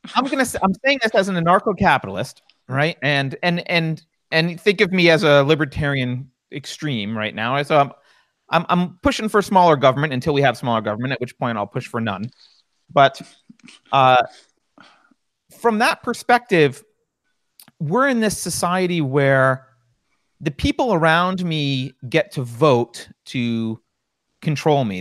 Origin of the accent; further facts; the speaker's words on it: New York, United States; I grew up in in New York